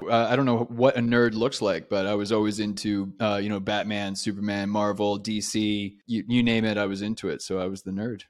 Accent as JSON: {"language": "English", "town": "Vancouver", "region": "British Columbia", "country": "Canada", "said": "I'm actually from Canada"}